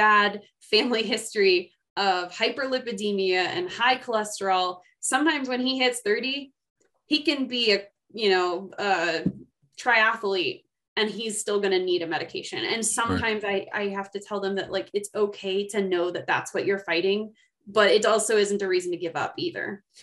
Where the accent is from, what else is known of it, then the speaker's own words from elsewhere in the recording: Seattle, Washington, United States; moved away as an adult; also born or lived in Colorado; now in Idaho Falls, United States; I come from Seattle.